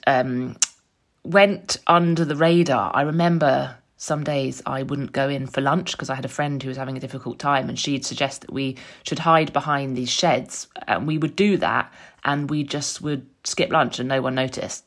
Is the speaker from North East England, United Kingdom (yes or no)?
no; London, United Kingdom; moved away as an adult; now in Frome, United Kingdom; I grew up in North London, raised by my mum and dad